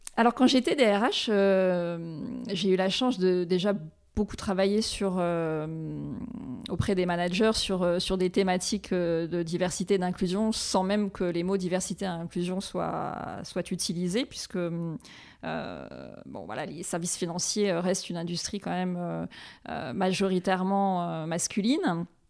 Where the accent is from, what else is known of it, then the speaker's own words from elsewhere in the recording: Réunion; moved away as an adult; also born or lived in New York; now in Paris, France; je suis originaire de l'île de la Réunion